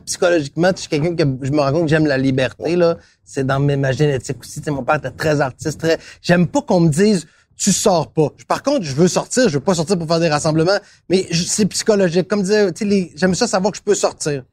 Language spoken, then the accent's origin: French; Quebec City, Quebec, Canada; moved away as an adult; also born or lived in Montreal; moi j'étais de Québec